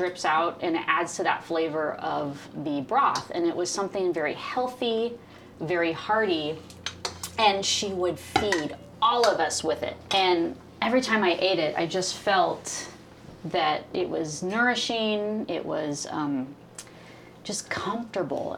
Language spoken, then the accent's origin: English; Tacoma, Washington, United States; growing up in Tacoma